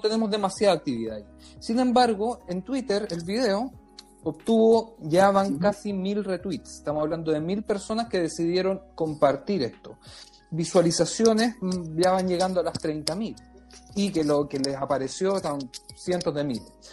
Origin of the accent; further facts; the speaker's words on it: Chile; yo me crié en Chile